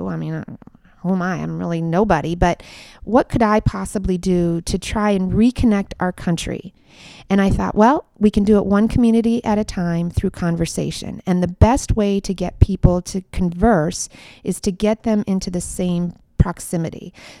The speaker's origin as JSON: {"language": "English", "region": "Minnesota", "country": "United States", "tie": "born or raised there", "said": "my community that I grew up in Minnesota actually is starting it this summer"}